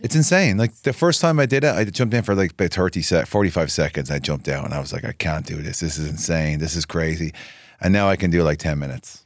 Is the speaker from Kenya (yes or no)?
no; Dublin, Leinster, Ireland; moved away as an adult; also born or lived in Florida; now in Nashville, United States; I'm from Dublin. Grew up, born and raised.